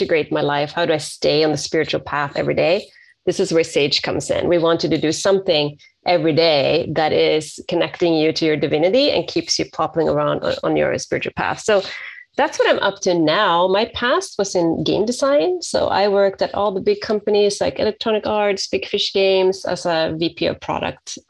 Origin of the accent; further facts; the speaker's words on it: Sweden; moved away as an adult; now in San Francisco, United States; I'm from Sweden, and I transitioned over to the States 20 years ago. I live in San Francisco